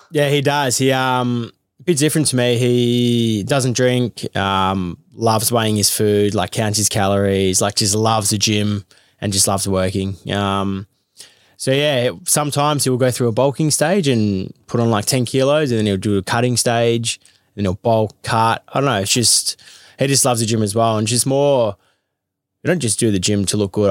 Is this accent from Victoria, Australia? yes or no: yes; Melbourne, Victoria, Australia; I grew up in Carlton, which was probably the closest gym near home.